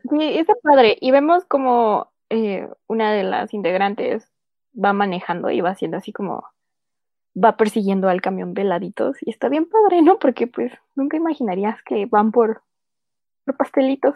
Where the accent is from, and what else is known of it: Mexico